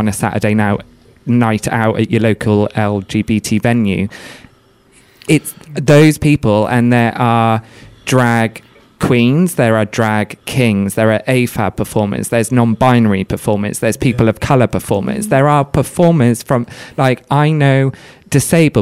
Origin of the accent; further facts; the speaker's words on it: Wales, United Kingdom; moved away; I'm from Wales originally, I'm not far from ABBA. A lot of my friends at secondary school went to ABBA Uni